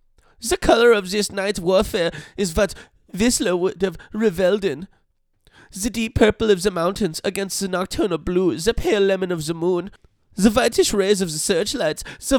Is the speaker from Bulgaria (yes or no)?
no; England, United Kingdom; So I'm from England, but actually, my parents were from Germany.